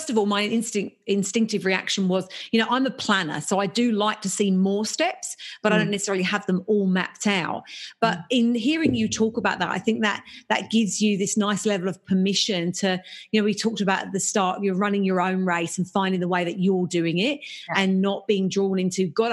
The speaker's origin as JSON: {"language": "English", "region": "England", "country": "United Kingdom", "said": "I'm English"}